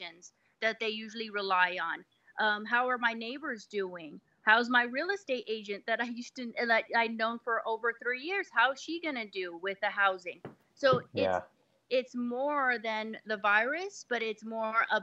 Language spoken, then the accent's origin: English; El Paso, Texas, United States; moved away as an adult; now in Atlanta, United States; I'm actually from Texas